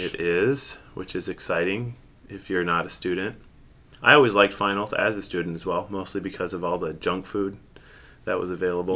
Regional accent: Seattle, Washington, United States; now in Grand Rapids, United States; I grew up in Seattle, Washington

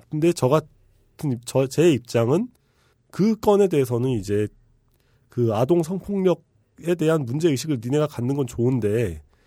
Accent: Bucheon, Gyeonggi Province, South Korea; also born or lived in Incheon; 저는 이제 경기도 부천 출신인데

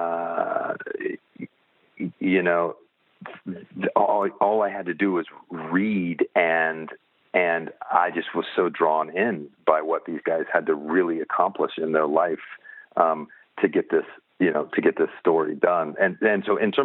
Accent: Indianapolis, Indiana, United States; now in Los Angeles, United States; I was born and raised in Indianapolis, Indiana

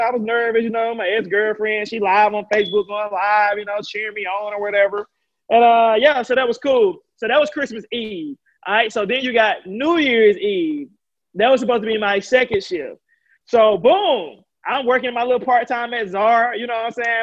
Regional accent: Alabama, United States; I'm from Alabama

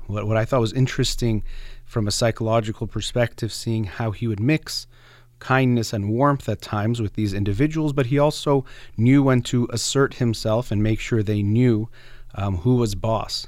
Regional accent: United States; as an American, as a human, but also as a psychologist

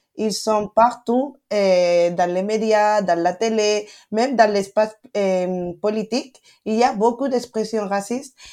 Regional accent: Spain; French is a second language; je suis né et grandi ici, mais mes parents sont marocains

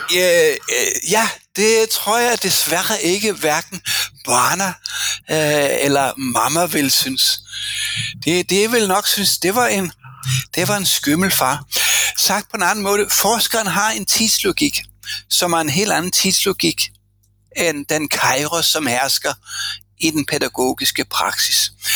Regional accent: Denmark; moved away as an adult; now in Norway; jeg kommer fra en kønskabskultur fra Danmark

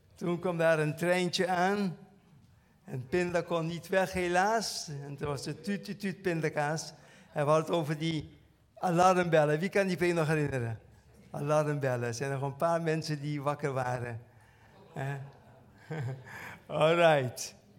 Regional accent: Curaçao; bij ons op Curaçao

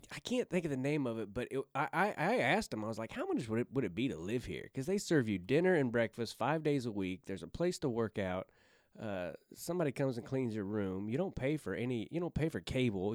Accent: Kansas City, United States; moved away; also born or lived in Camden, Arkansas / Hampton, Arkansas; I grew up in Kansas City, but I was born in Arkansas.

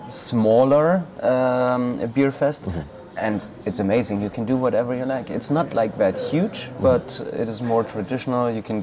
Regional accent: Nuremberg, Bavaria, Germany; I'm from Bavaria. It's a city called Nuremberg.

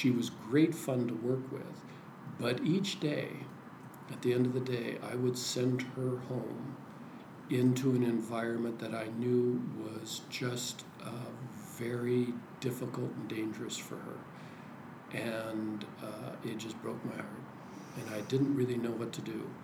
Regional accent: Oregon, United States; also born or lived in California / Washington; I grew up in Oregon

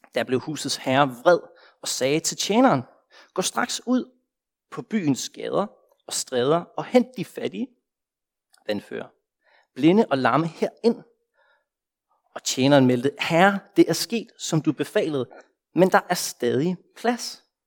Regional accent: Denmark; moved away as an adult; now in Copenhagen, Denmark

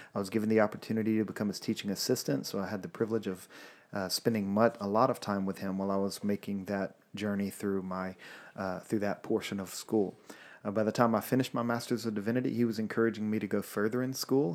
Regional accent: Louisiana, United States; moved away as an adult; also born or lived in Alabama; I'm from Louisiana

